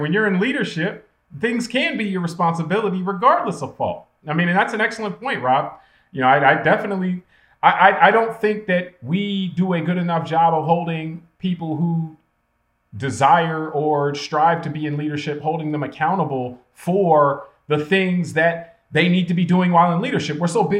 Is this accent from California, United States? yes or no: no; Ohio, United States; now in South Florida, United States; when I grew up in Ohio